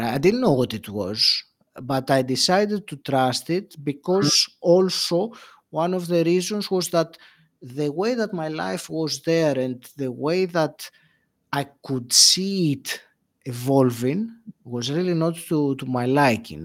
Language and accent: English; Greece; moved away as an adult; also born or lived in England; now in United Kingdom; I left Greece, my home country